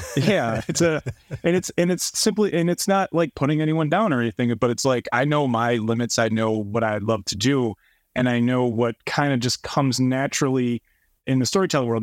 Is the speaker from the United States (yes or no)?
yes; East Coast, United States; moved away; I'm from the East Coast